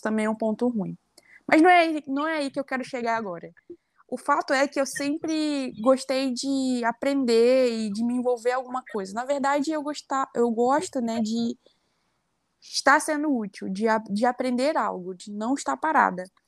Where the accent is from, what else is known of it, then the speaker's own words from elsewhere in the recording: Rio de Janeiro, Brazil; moved away as an adult; also born or lived in Mato Grosso; Eu sou nascida e criada lá no Complexo da Maré, né, no Rio de Janeiro